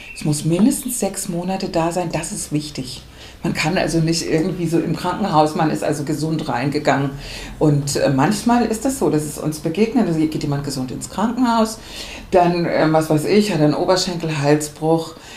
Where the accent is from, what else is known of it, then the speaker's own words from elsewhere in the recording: Hamburg, Germany; ich bin Hamburgerin